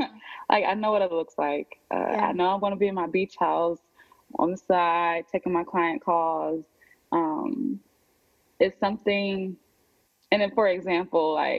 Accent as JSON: {"language": "English", "region": "Ohio", "country": "United States", "also_born_or_lived": "Miami", "moved": "as an adult", "lives_now": "Atlanta, United States", "said": "I'm from Ohio. I moved away when I was 18"}